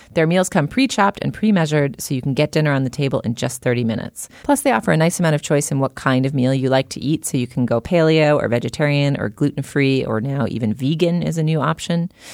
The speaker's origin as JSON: {"language": "English", "area": "near Salem", "region": "New England", "country": "United States", "tie": "born or raised there", "said": "I grew up within, you know, however many miles of Salem"}